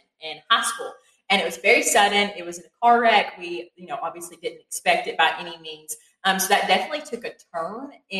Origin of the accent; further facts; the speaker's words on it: Crab Orchard, Kentucky, United States; moved away as an adult; now in Morehead, United States; I'm from Lincoln County. It's about 2 hours away from here, specifically the town of Crab Orchard.